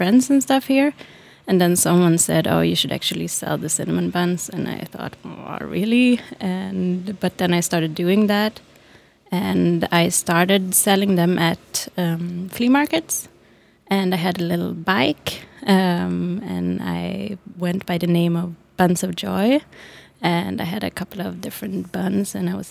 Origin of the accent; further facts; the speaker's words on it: Stockholm, Stockholm County, Sweden; moved away as an adult; now in Berlin, Germany; I'm from Stockholm in Sweden. Mm-hmm. And yeah, I grew up there and studied and everything there.